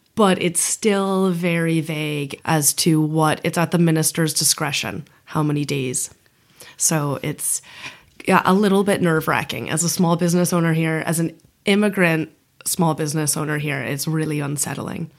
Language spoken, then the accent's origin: English; United States; moved away as an adult; also born or lived in Latin America; now in Ireland; I am very privileged to be a white American national